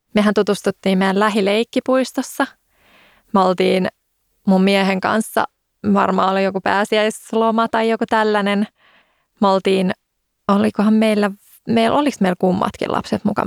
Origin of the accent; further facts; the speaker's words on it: Helsinki, Uusimaa, Finland; Mähän oon siis Helsingistä